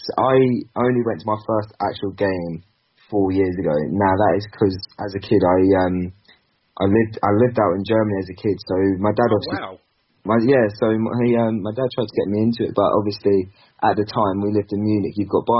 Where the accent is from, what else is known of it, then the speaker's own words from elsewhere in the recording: Basingstoke, South East England, United Kingdom; I'm actually from Basingstoke, so just half an hour outside.